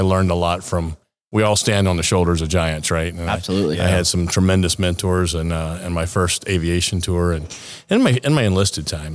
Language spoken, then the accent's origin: English; Savannah, Georgia, United States; moved away as an adult; also born or lived in Kodiak / New Orleans; now in San Diego, United States; I'm from, born and raised in Savannah.